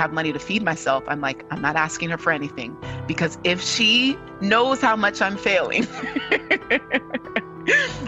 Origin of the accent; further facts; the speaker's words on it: California, United States; I am a daughter of two Nigerian immigrant parents, but I was born and raised in California